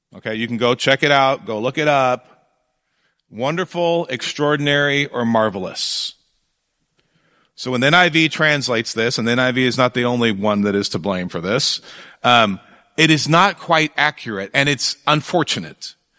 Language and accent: English; Fresno, California, United States; I grew up in Fresno